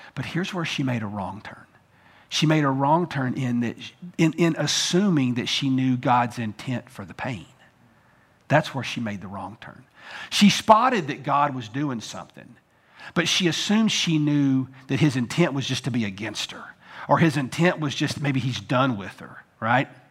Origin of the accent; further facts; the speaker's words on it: United States; as Americans